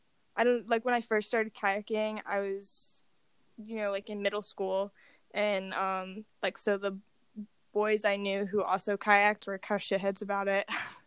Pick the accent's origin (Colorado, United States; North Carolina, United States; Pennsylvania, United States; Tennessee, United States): North Carolina, United States; moved away as an adult; now in Boise, United States; I'm originally from North Carolina. I like grew up in the outdoor industry out there.